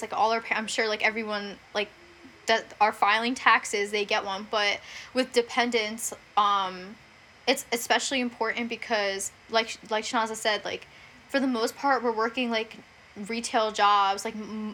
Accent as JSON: {"language": "English", "country": "India", "moved": "yes", "said": "I'm from India"}